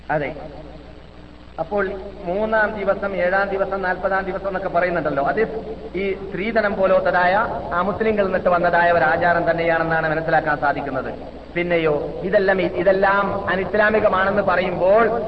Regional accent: Kasaragod, Kerala, India; moved away as an adult; now in Medina, Saudi Arabia; ഞാൻ പത്ത് ഇരുപത്തഞ്ച് കൊല്ലം ഇരുപത്തി ആറ് കൊല്ലം മുമ്പ് കാസർഗോഡ് വിട്ട സമയത്ത്

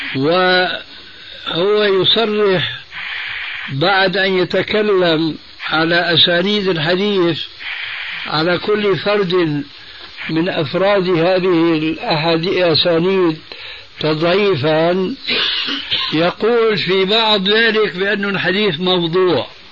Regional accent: Syria; عندنا في سوريا

